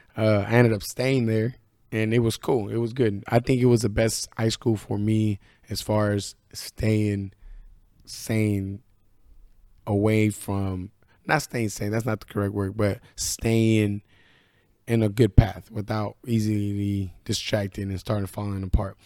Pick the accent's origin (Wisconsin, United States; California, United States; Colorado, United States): California, United States; Northern; moved away; also born or lived in Idaho; I'm from Northern California